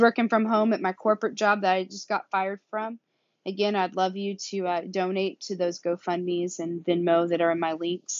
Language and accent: English; United States; accent: southern; also born or lived in Carrollton, Missouri / Atlanta; now in Kansas City, United States; Obviously I have a southern accent